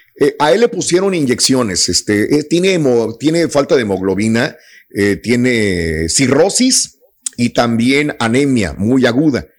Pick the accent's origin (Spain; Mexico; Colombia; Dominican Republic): Mexico; así somos los mexicanos.